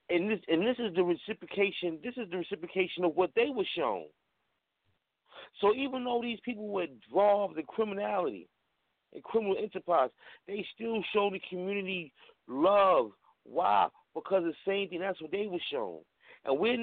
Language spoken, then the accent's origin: English; New York City, New York, United States; I'm born and raised in Harlem, New York